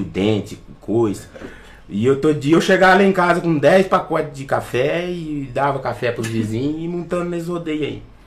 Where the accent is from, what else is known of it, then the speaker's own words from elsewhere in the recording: Divinópolis, Minas Gerais, Brazil; eu nasci em Divinópolis, Minas Gerais, né? Tô ali pertinho do, de BH ali, coladinho ali. E fui criado na Vila do Bom Pastor